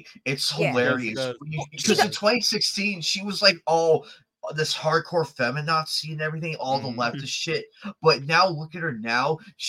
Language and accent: English; Detroit, Michigan, United States; moved away as an adult; now in Arizona, United States; I've already been to my hometown in Detroit.